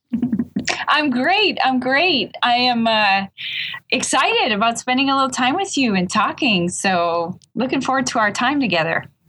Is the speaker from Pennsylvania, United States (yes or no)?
no; Louisiana, United States; also born or lived in Italy; I'm from Louisiana